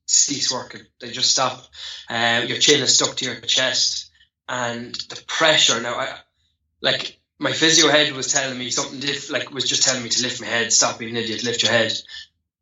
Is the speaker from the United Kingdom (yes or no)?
no; Ireland; like most Irish lads, I would have came from a Gaelic football and hurling, soccer background